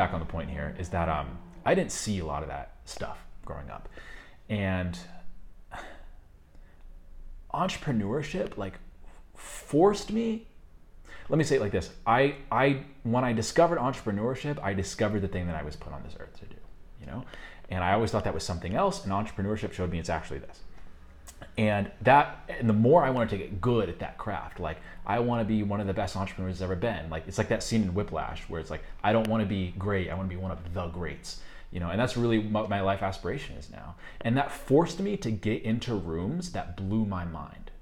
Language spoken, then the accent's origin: English; just outside of Chicago, Illinois, United States; moved away; also born or lived in New York, United States / Colombia; I grew up just outside of Chicago, very economically depressed